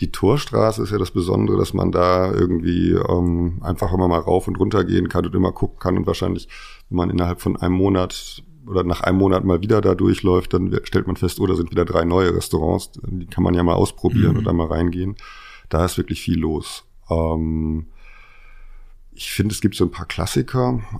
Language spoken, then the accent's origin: German; Osnabrück, Lower Saxony, Germany; also born or lived in Marburg / Hamburg; Also ganz früh bin ich irgendwie in Osnabrück aufgewachsen, dann ähm, äh, meine Eltern haben sich scheiden lassen, dann bin ich mit meiner Mutter Richtung Marburg ähm, und von da aus dann irgendwann nach Hamburg gekommen und da Abitur gemacht